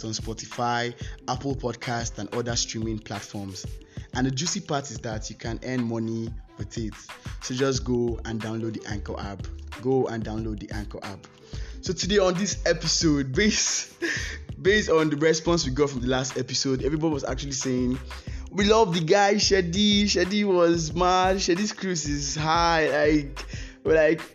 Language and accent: English; Nigeria; I'm a Nigerian